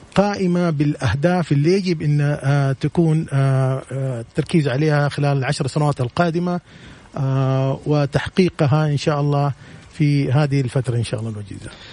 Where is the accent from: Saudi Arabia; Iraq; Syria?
Saudi Arabia; عندنا في السعوديه